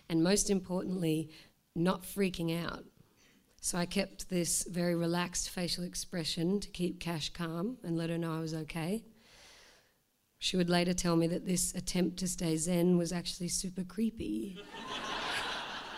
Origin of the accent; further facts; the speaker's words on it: Australia; now in Melbourne, Australia; I'm Australian